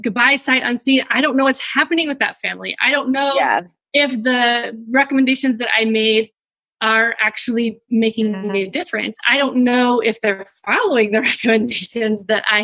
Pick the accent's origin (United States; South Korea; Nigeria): United States; Wyoming; moved away; also born or lived in Midwest; I'm not actually from the Midwest originally. I'm from Wyoming originally. So I'm kind of a transplant.